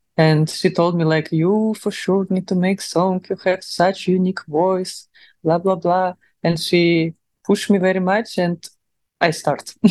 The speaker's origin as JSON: {"language": "English", "country": "Russia", "accent": "Russian", "second_language": "English", "moved": "yes", "lives_now": "Dubai, United Arab Emirates", "said": "my russian accent"}